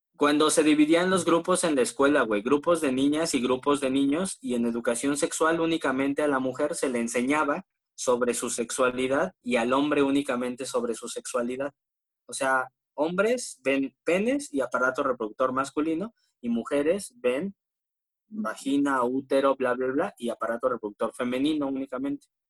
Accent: State of Mexico, Mexico; Yo no soy chilango, güey, yo soy del Estado de México, güey, soy foráneo

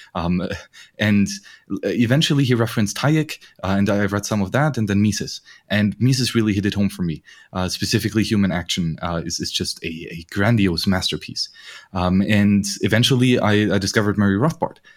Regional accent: Bavaria, Germany; I grew up in Bavaria

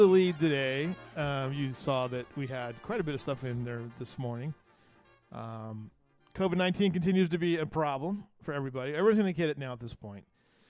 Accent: Banning, California, United States; now in Kerrville, United States; I grew up in Banning, California, and they're right on the 10 freeway.

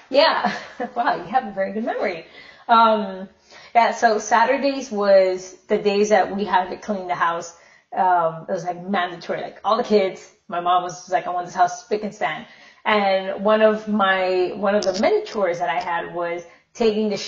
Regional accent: Minnesota, United States; born there; Um, well, I was born in Minnesota.

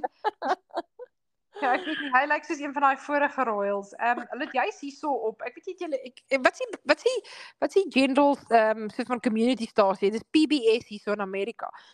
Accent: South Africa; moved away; ons het in Suid-Afrika groot geword

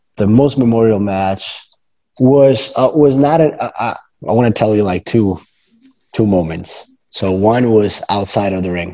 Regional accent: Rome, Lazio, Italy; English is a second language; I come from Rome, Italy, born and raised

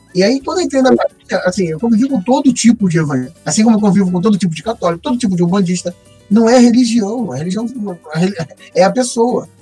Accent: São Gonçalo, Rio de Janeiro, Brazil; Nascido e mal criado em São Gonçalo

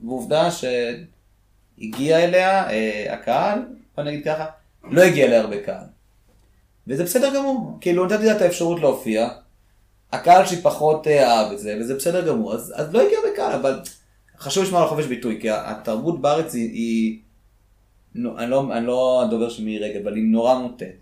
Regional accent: Israel; also born or lived in Soviet Union; כשאנחנו הגענו לארץ

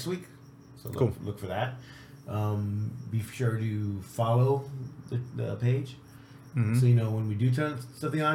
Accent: Southern California, United States; We're from Southern California

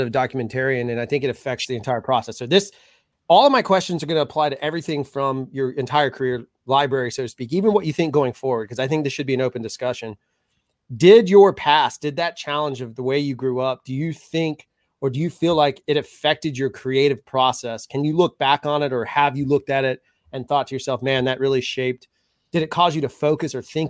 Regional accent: Mobile, Alabama, United States; growing up in Mobile

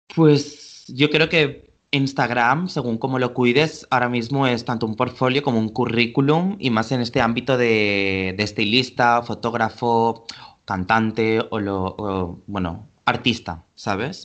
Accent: Valencia, Valencian Community, Spain; now in Barcelona, Spain; vivo en Barcelona actualmente pero soy nacido en Valencia

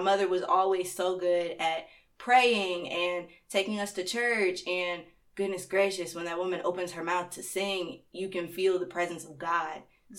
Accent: North Carolina, United States; born there; also born or lived in Stone Mountain; now in Athens, United States; I was born in North Carolina and then I traveled all the way here, had a couple of different stops along the way, and that was real fun. And I've been chilling in Stone Mountain until I got up here to Athens

